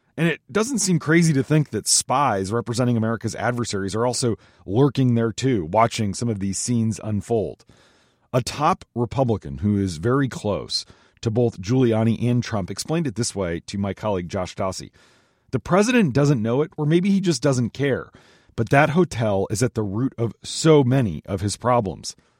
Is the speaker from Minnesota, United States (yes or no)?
yes; Minnesota, United States; now in Washington, D.C., United States; Minnesota, my home state